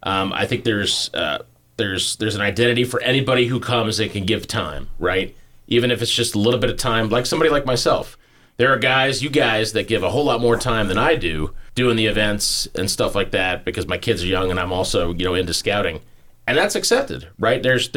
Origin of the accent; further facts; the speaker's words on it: New Jersey, United States; also born or lived in Central Florida; I see a little note here about New Jersey, and that's where I'm originally from. But we moved up here from Florida, Central Florida